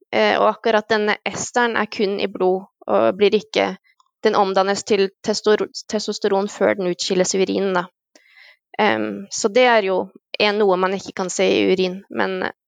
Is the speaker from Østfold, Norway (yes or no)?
yes; Halden, Østfold, Norway; now in Denmark; jeg er fra Halden